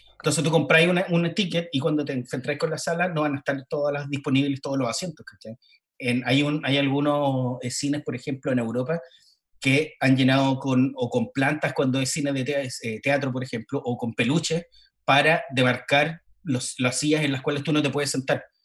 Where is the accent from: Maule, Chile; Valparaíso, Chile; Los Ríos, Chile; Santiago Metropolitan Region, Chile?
Valparaíso, Chile; Dije, ah, ah, de, ah. Valparaíso, Chile.